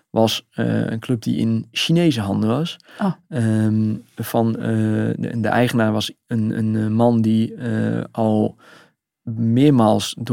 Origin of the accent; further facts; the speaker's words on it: Netherlands; nou, we komen uit Nederland, we zijn journalist